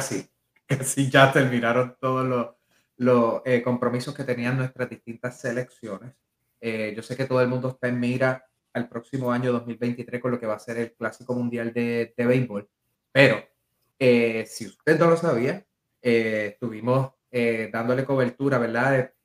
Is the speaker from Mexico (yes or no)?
no; Puerto Rico; yo soy de Amelia